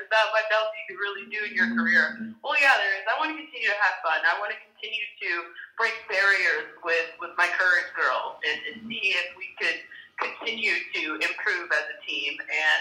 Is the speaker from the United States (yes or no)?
yes; United States; an African American here in the U.S.